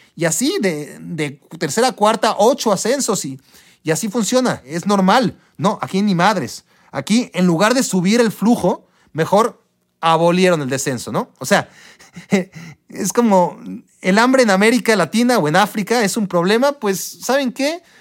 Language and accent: Spanish; Mexico; como ciudadanos mexicanos